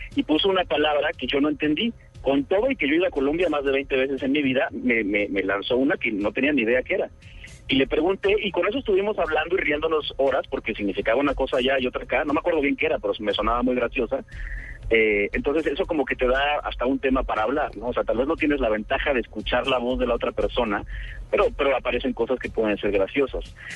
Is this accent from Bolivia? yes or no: no; Mexico; accent: Mexican (like El Chavo del Ocho, Vicente Fernández); la gente de otros países ve la tele mexicana y todos me dicen que yo hablo como el Chavo del Ocho o como Vicente Fernández